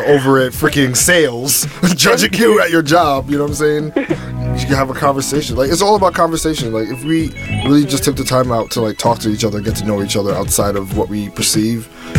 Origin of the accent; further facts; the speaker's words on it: New York City, New York, United States; I'm the kid from Brooklyn, born and raised